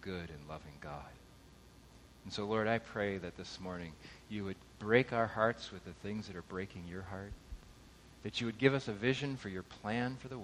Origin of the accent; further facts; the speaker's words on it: Southern California, United States; I grew up in Southern California